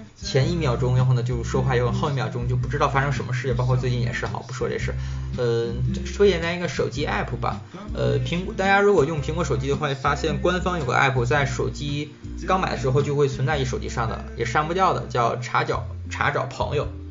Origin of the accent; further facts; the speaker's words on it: China; 作为中国人